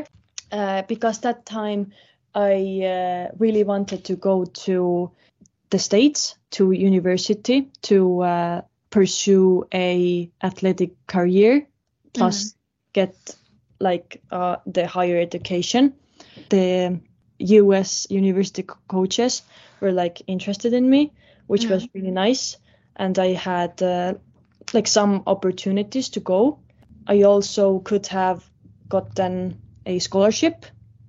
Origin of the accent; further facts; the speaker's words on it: Estonia; I'm from Estonia, so we don't have like this kind of weather here